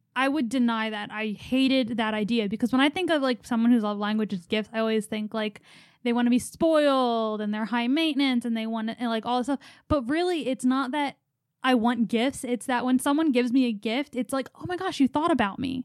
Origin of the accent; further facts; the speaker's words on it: Philadelphia, Pennsylvania, United States; We're from Philadelphia.